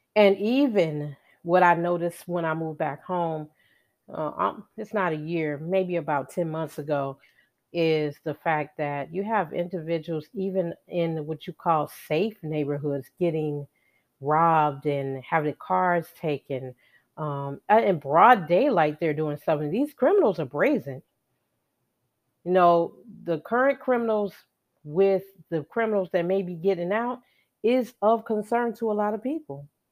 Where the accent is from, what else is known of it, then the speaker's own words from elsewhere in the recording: Chicago, Illinois, United States; I was born and raised in Chicago